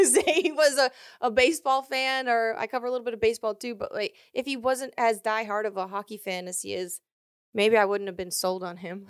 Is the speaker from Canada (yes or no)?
no; Maine, United States; moved away as an adult; now in California, United States; I grew up in Maine. I lived there for about nineteen years and then moved to California